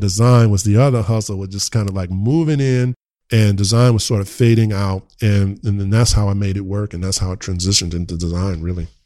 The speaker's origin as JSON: {"language": "English", "town": "Richmond", "country": "United States", "said": "I'm from the hood in Richmond"}